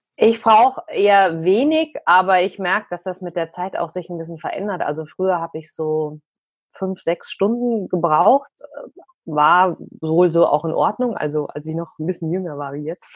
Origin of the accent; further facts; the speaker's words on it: Frankfurt, Hesse, Germany; bei uns in Frankfurt